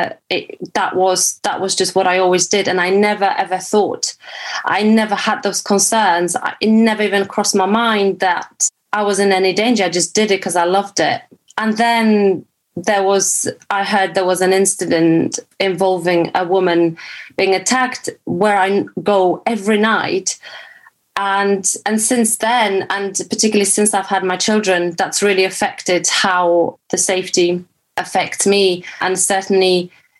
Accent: Poland; moved away; I grew up in Poland

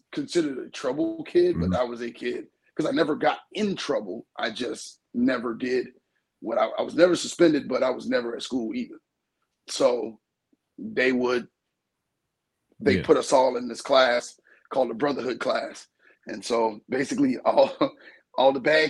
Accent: New York, New Jersey, United States; I grew up in New Jersey, New York and New Jersey

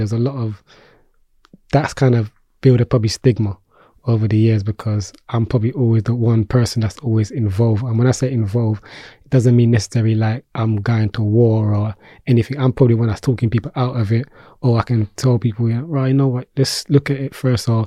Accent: London, United Kingdom; Peckham boy, because I'm from Peckham.

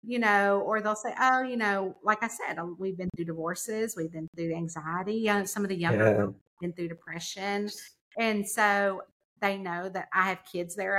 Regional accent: Lexington, Kentucky, United States; also born or lived in the South; my hometown in Lexington, which is 2 hours away

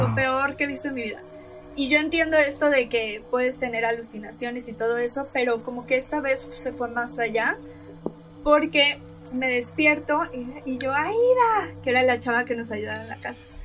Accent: Veracruz, Mexico; yo soy de Veracruz

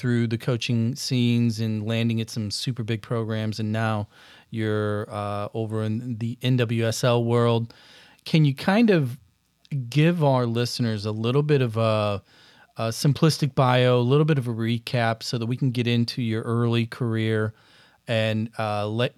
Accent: Granite City, Illinois, United States; I'm from Granite as well

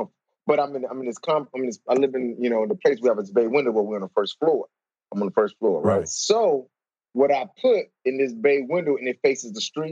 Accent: St. Louis, Missouri, United States; I'm from St. Louis, Missouri

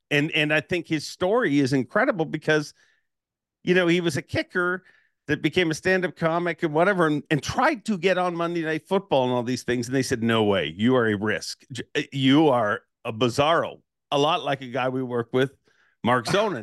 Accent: Toronto, Ontario, Canada; I'm from Toronto

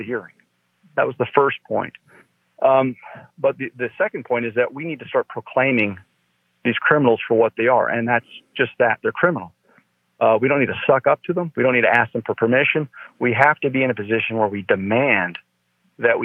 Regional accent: New Mexico, United States; I'm in Maricopa, even though I'm from New Mexico

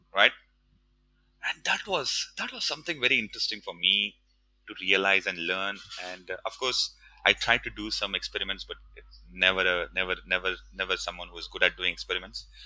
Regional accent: India; moved away as an adult; also born or lived in Mumbai; now in Singapore; growing up in India

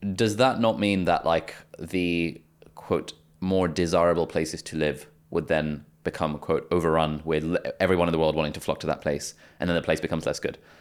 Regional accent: United Kingdom; born or raised there; also born or lived in Pakistan / Lesotho

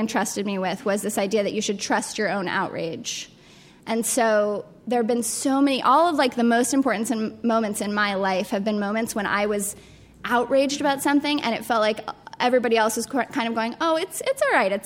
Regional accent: Colorado Springs, Colorado, United States; I grew up in Colorado Springs, Colorado, which is a really religiously conservative town

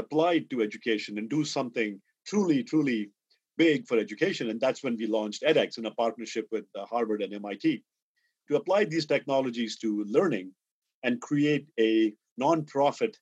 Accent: India; moved away; I grew up in India. I went to IIT Madras as an undergraduate.

